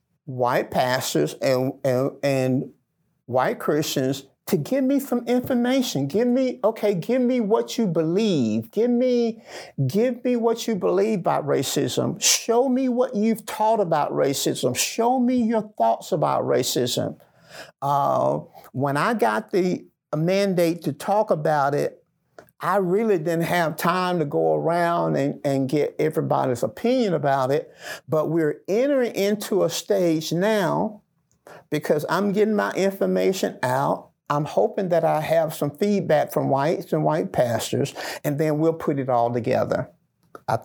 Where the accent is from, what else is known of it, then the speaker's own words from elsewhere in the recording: the South, United States; I grew up in the Black Belt where Jim Crow laws were still being practiced. My grandparents were sharecroppers. Picking cotton was a way of life for us.